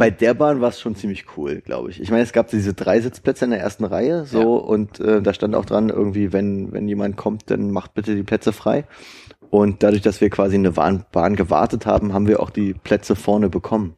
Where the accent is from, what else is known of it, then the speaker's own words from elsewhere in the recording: Germany; ich bin aus Deutschland.